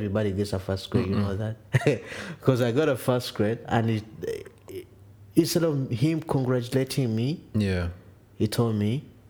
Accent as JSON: {"language": "English", "town": "Kampala", "region": "Central Region", "country": "Uganda", "second_language": "English", "moved": "yes", "lives_now": "Toronto, Canada", "said": "I'm from Uganda, Kampala."}